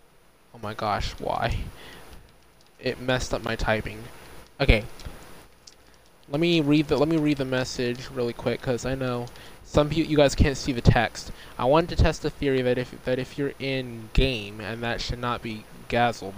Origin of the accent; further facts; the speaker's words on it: United States; the United States, my home country